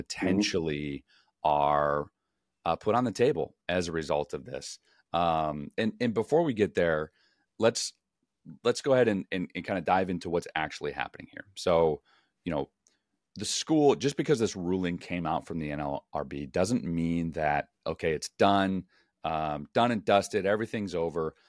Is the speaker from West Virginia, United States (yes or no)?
no; Chicago, Illinois, United States; moved away as an adult; also born or lived in California; I grew up in Chicago, played in California